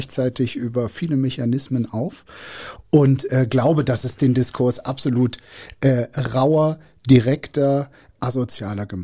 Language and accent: German; North Rhine-Westphalia, Germany; Also, äh, ich komme aus dem Rheinland. Ich finde die Sprache wahnsinnig schön.